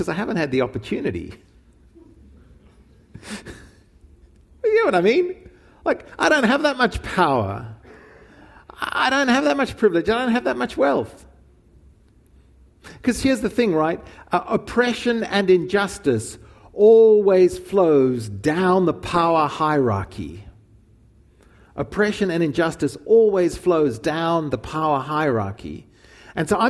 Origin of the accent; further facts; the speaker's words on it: Zimbabwe; growing up in Rhodesia and then Zimbabwe